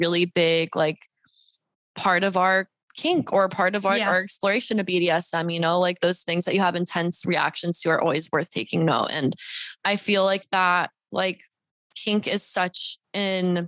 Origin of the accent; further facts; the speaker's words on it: Deep South, United States; also born or lived in Bible Belt; now in Los Angeles, United States; I'm a Mexican Jew. I grew up in the deep South